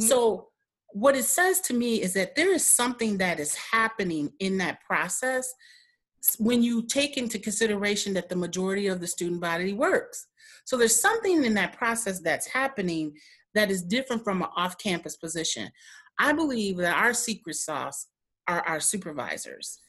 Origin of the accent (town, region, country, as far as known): Milwaukee, Wisconsin, United States; also born or lived in Michigan